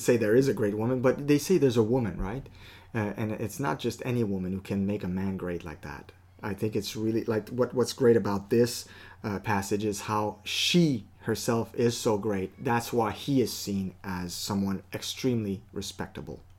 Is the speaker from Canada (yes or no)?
yes; Canada; we're Canadian